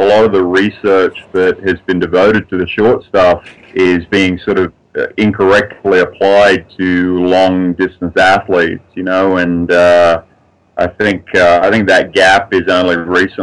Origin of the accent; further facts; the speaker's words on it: Sydney, New South Wales, Australia; moved away as an adult; now in Lafayette, United States; Lafayette, Colorado right now. Yep. Well, originally from Sydney, Australia, but I've been living in the States since 2000 and Colorado since 2004.